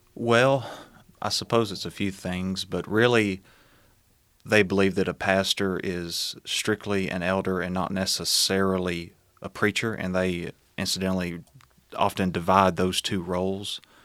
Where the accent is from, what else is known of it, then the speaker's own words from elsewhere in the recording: Smithville, Tennessee, United States; born and raised in Smithville, uh, Tennessee. Um, have lived all my life there, uh, still live there